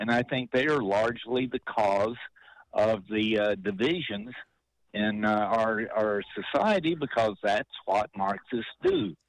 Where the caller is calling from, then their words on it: Monterey, California, United States; I'm calling from Monterey